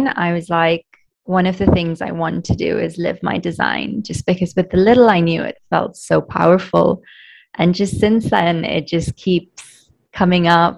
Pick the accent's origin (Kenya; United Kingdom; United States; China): Kenya; I'm Kenyan Indian, so my family is Indian, but we've been in Kenya for 4 generations, so I'm not seen as quite Kenyan. But when I'm in India, I'm also, it's very obvious that, yes, I didn't grow up there.